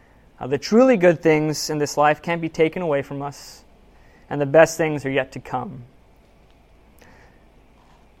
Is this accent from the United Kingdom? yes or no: no; Seattle, Washington, United States; I'm from Seattle. I went to college there